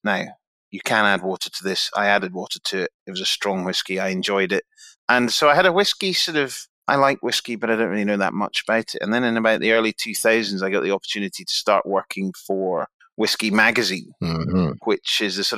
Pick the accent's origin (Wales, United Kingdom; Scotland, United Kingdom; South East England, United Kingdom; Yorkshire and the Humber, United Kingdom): Scotland, United Kingdom; Helensburgh; moved away; also born or lived in Taiwan; I'm effectively a Glasgow boy. I'm from Helensburgh, which is just outside of 25 miles down the Clyde from Glasgow.